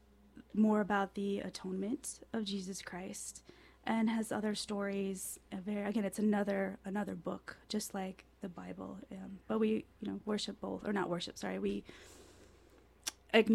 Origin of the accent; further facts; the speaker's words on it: Chicago, Illinois, United States; moved away; when I was a kid, I grew up in Chicago